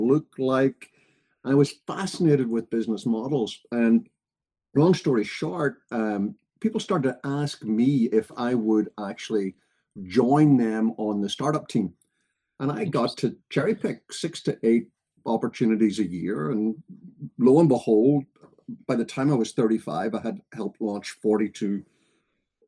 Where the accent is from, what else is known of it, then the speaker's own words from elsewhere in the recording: Belfast, Northern Ireland, United Kingdom; moved away as an adult; now in Maryland, United States; if you grew up in Belfast, as I did